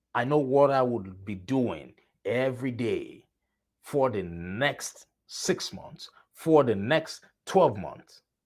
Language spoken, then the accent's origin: English; Nigeria; moved away; I am originally from Nigeria.